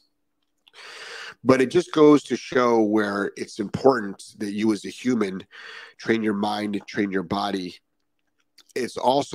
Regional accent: Ohio, United States; also born or lived in southern Florida; now in Florida, United States; I'm from Ohio, where we had lots of snow, and it often we couldn't fly back into Cleveland

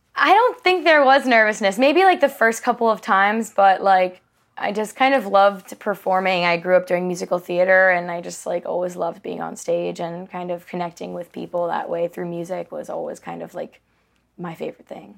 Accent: Charleston, South Carolina, United States; moved away as an adult; now in Nashville, United States; I grew up in Charleston. Uh, been there for all of the rest of my years

